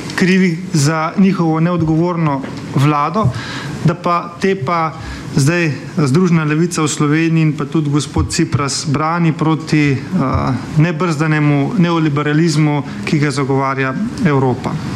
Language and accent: Slovenian; Slovenia